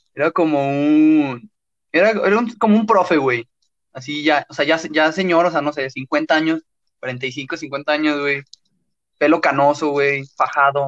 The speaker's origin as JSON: {"language": "Spanish", "town": "León", "region": "Guanajuato", "country": "Mexico", "accent": "cantadito", "said": "yo, no, pues, de León"}